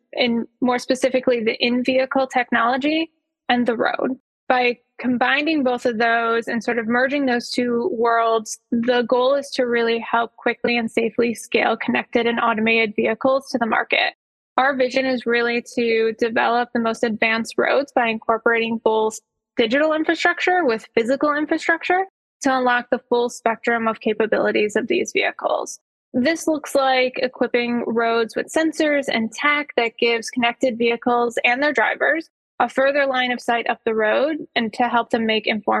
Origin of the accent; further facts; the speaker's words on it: Detroit, Michigan, United States; I grew up in Metro Detroit where car culture is incredibly prevalent.